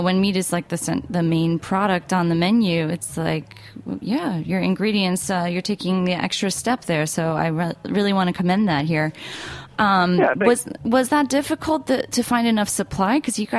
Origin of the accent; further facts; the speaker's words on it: United States; also born or lived in New Jersey; I am from New York and New Jersey